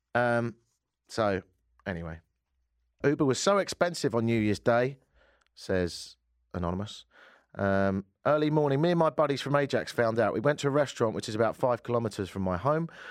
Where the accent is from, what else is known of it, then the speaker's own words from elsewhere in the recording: United Kingdom; now in Edmonton, Canada; I'm British